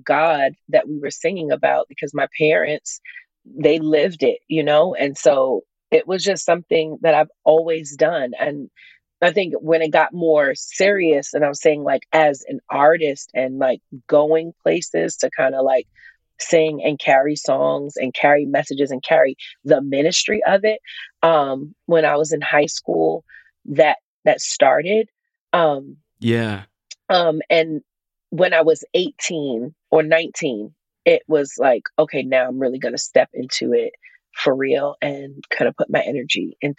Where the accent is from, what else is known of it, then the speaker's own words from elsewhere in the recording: Queens, New York, United States; now in Suffolk County, United States; I live in Long Island right now in Suffolk County, but I'm from Queens, New York. So I'm a New York City girl, but I'm in Long Island now.